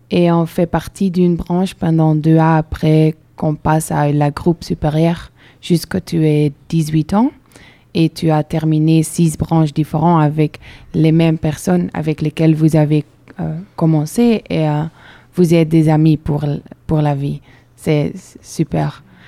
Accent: Belgium; French is a second language; moved away as an adult; now in Bordeaux, France; je viens de Belgique

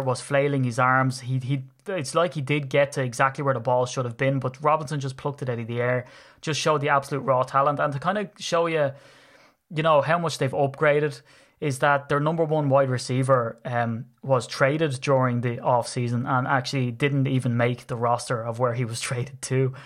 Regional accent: Ireland; being persecuted for being Irish

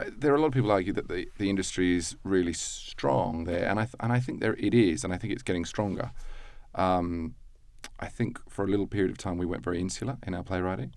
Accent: Australia; moved away as an adult; as an Australian

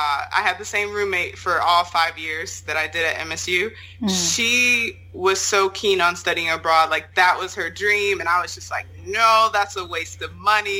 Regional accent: Detroit, Michigan, United States; moved away as an adult; also born or lived in France / South Korea; now in London, United Kingdom; I'm from Detroit

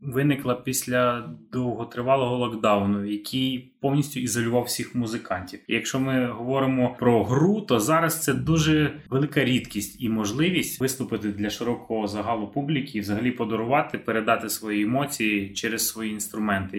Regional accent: Carpathians, Chernivtsi Oblast, Ukraine; А я ж виріс в Карпатах. Я ж з Чернівецької області, я ці гори облазив в дитинстві

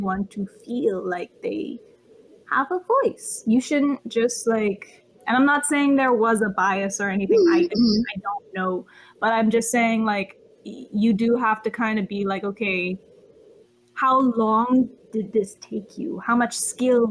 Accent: Bahamas; I come from the Bahamas

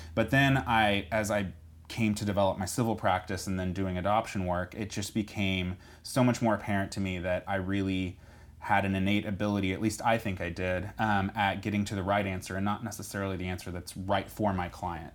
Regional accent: Edmond, Oklahoma, United States; also born or lived in Stillwater, Oklahoma; now in Tulsa, United States; born and raised in Edmond

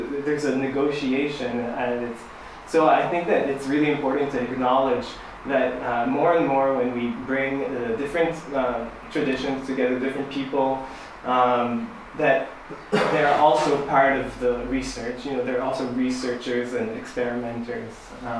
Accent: Senegal; So yeah, I'm from Senegal and I play the kora, but I do these like pop shows too.

